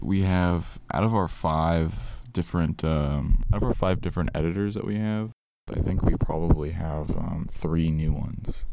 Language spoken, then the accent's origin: English; Tulsa, Oklahoma, United States; moved away as an adult; now in Atlanta, United States; I'm originally from Tulsa, Oklahoma